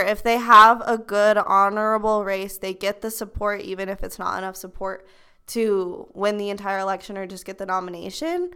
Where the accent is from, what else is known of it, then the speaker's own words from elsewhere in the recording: Pleasant Grove, Utah, United States; also born or lived in Lindon, Utah; I'm from Pleasant Grove, Utah. I'm from Linden, Utah, but I claim Pleasant Grove. I've lived here my whole entire life